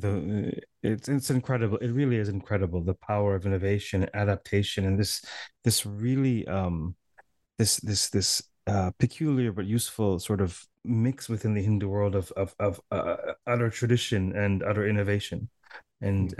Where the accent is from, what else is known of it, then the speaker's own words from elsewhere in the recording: Toronto, Ontario, Canada; I'm from Toronto